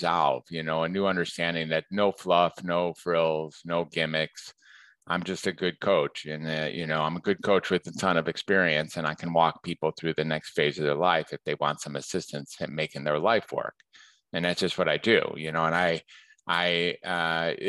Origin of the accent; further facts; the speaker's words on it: Detroit, Michigan, United States; moved away as an adult; now in Northern California, United States; I am in the Detroit area is where I grew up.